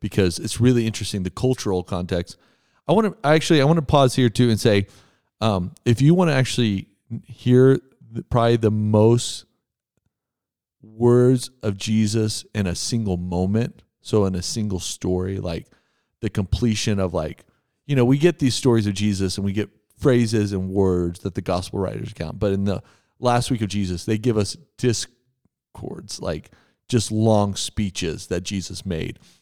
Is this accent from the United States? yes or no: yes; West Texas, United States; moved away; I grew up in West Texas.